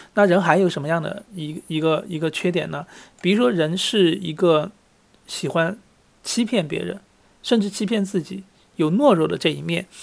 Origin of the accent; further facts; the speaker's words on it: Sichuan, China; moved away; 我是四川人，我很喜欢打麻将。那么在虽然在国外，但是也很想打麻将